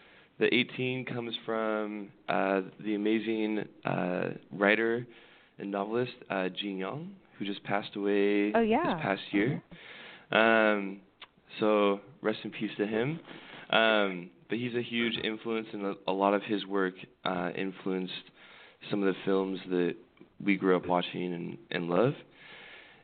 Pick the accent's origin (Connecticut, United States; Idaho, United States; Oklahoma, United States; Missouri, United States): Idaho, United States; now in Shanghai, China; I'm a long way from home, so I grew up in Idaho